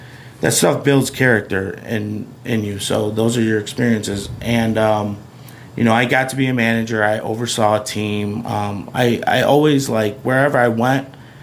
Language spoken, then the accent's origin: English; Des Plaines, Illinois, United States; also born or lived in Jerusalem, Palestine / New York / Lombard, Illinois; Where I grew up in Des Plaines, Maine East was awesome